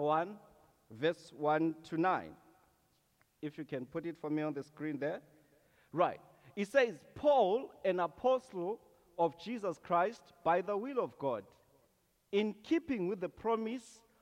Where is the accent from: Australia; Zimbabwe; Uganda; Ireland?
Zimbabwe; moved away as an adult; now in Canada; I'm originally from Zimbabwe